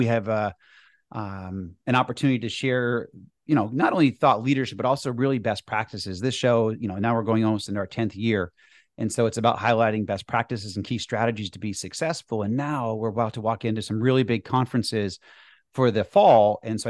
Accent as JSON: {"language": "English", "area": "outside of Boston", "region": "Massachusetts", "country": "United States", "tie": "born or raised there", "said": "I grew up skiing. I grew up in the Northeast outside of Boston. So I picked up skiing and ski out west almost every year now."}